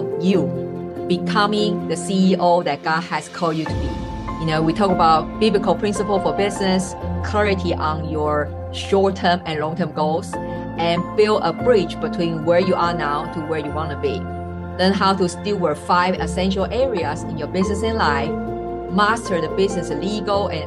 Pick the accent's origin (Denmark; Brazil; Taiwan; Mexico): Taiwan; moved away; also born or lived in Switzerland; I'm originally from Taiwan. And I was born and raised